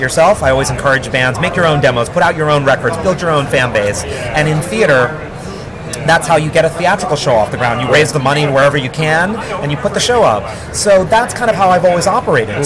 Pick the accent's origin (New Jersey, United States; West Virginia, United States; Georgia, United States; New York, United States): New York, United States; New York City; growing up in New York City, a first generation uh, young man of Indian, first generation American of Indian origin, parents from Guyana, South America